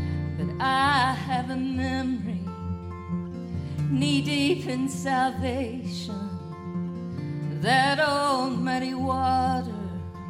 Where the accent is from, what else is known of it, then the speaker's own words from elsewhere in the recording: Nashville, Tennessee, United States; I was born in Nashville, Tennessee, and I'm one of the few people I know that actually do what I do that was born there.